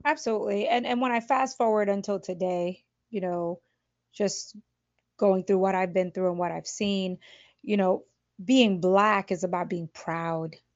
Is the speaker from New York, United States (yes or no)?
yes; Brooklyn, New York, United States; I grew up in Brooklyn in a Spanish and, or Latino and Black neighborhood